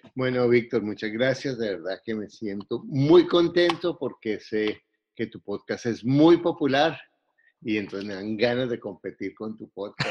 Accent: Bogotá, Bogotá Capital District, Colombia; Soy colombiano, eh, soy bogotano

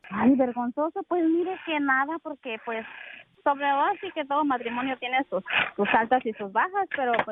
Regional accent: Las Anonas Grandes, Guerrero, Mexico; now in United States; mi pueblo se llama Las Anonas Grandes Guerrero.

